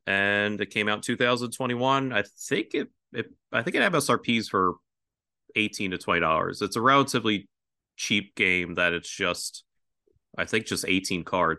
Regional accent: Philadelphia, Pennsylvania, United States; I grew up in Philadelphia

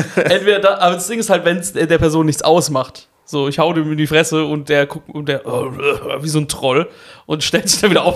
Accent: Karlsruhe, Baden-Württemberg, Germany; ich bin ja in Karlsruhe aufgewachsen

